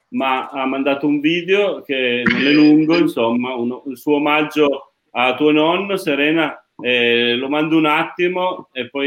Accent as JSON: {"language": "Italian", "town": "Turin", "region": "Piedmont", "country": "Italy", "tie": "born there", "said": "io sono torinese di nascita, quindi sono molto legato al Museo Egizio"}